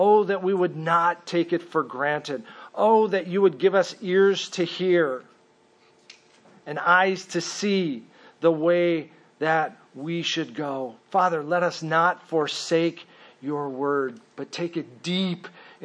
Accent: Minnesota, United States; also born or lived in Mesa, Arizona / California; I grew up a Minnesotan because that's where my parents moved

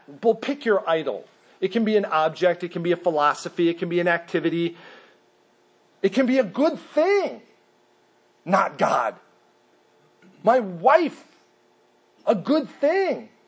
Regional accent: Minnesota, United States; moved away; I grew up in Minnesota

